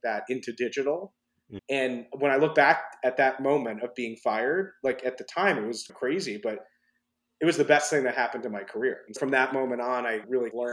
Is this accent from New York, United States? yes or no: yes; New York City, New York, United States; being born and raised in New York City